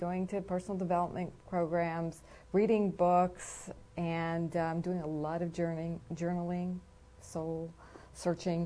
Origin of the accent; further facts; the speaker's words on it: East Coast, United States; I'm from the East Coast